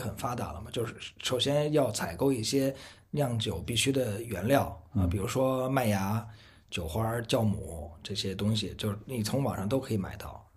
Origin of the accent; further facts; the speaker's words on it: Beijing, China; moved away as an adult; also born or lived in Dali; now in Tonglu, China; 毕竟是从小在北京长大的嘛